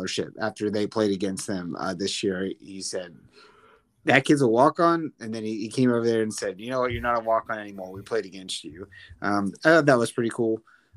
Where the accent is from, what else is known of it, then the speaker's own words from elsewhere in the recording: Annapolis, Maryland, United States; I grew up in Annapolis